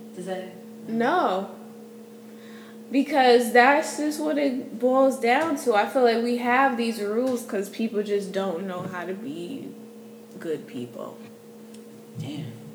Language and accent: English; New Haven, Connecticut, United States; moved away as an adult; now in Houston, United States; my hometown of New Haven, Connecticut